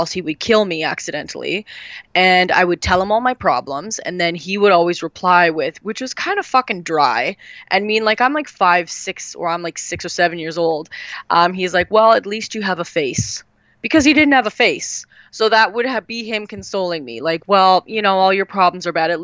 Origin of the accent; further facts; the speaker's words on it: Canada; I'm a Canadian